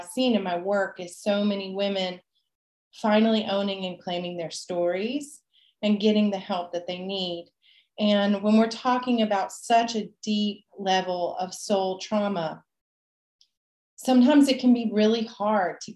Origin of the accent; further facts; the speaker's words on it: Nashville, Tennessee, United States; also born or lived in Puerto Vallarta, Mexico; now in Mexico; I grew up originally in Nashville, Tennessee